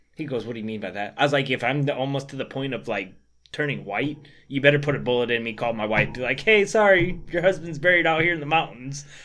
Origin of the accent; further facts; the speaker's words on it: Michigan, United States; I'm from Michigan. We don't have, I'm not from an area where we have elk.